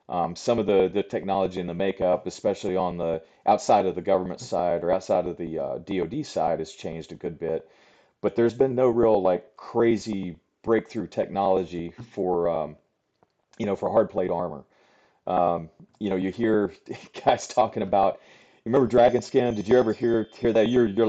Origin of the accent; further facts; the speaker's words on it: Virginia, United States; I grew up in Southwest Virginia in the Southern Appalachians. So I am literally a hillbilly, right? So I grew up in the mountains there